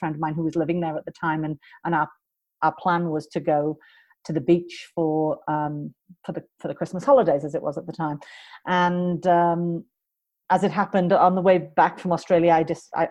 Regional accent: United Kingdom; moved away as an adult; also born or lived in United States; I am British.

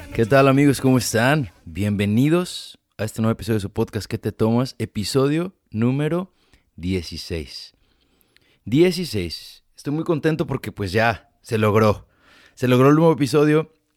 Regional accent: Ameca, Jalisco, Mexico; now in United States; yo soy de Jalisco y la mayoría me imagino que son de mi pueblo y así que toda la gente de mi Ameca

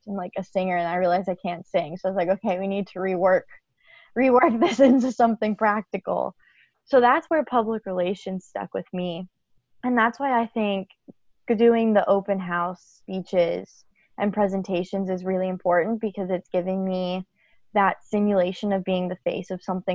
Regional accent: Pennsylvania, United States; moved away as an adult; I'm from Pennsylvania

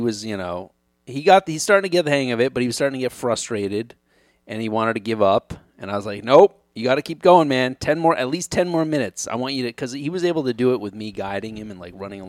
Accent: Connecticut, United States; I grew up in Connecticut.

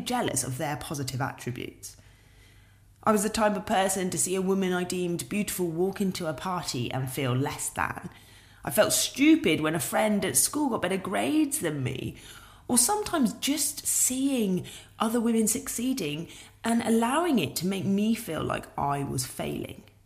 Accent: United Kingdom; being British

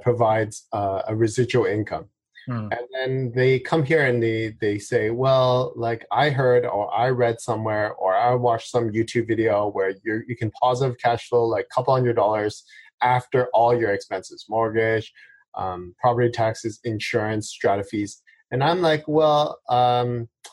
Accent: Vancouver, British Columbia, Canada; I'm born and raised in Vancouver

